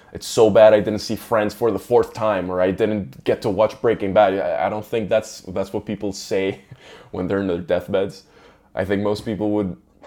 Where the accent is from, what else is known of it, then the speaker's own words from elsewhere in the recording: Venezuela; moved away; I was raised in Venezuela